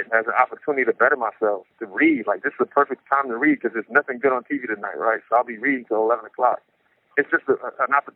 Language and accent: English; New York City, New York, United States; now in San Quentin, United States; I grew up in Brownsville, Brooklyn, New York